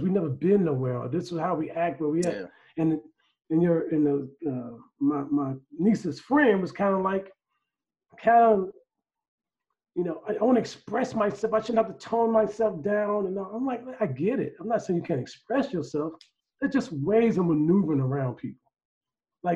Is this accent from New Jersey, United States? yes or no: no; Chicago, Illinois, United States; We from Chicago